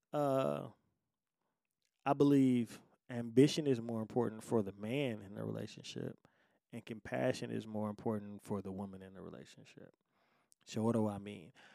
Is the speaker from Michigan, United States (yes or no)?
yes; Detroit, Michigan, United States; I'm born and raised in Detroit, right? Detroit, Michigan, you know, United States